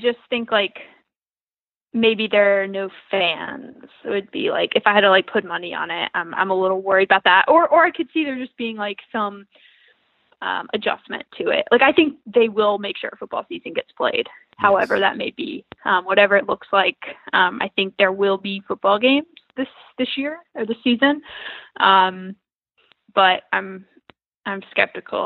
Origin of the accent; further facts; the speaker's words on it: the South, United States; moved away; I'm from the South